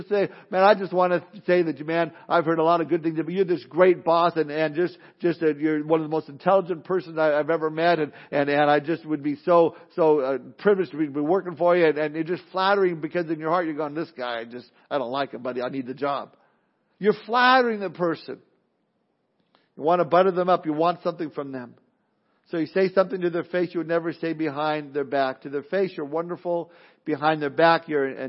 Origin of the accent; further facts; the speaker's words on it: Southern California, United States; Growing up in Southern California, it was a melting pot of all sorts of different races and nationalities